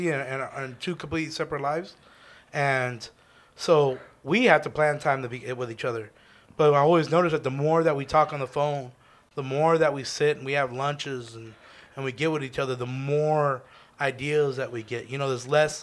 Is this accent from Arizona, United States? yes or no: yes; Arizona, United States; we're from Arizona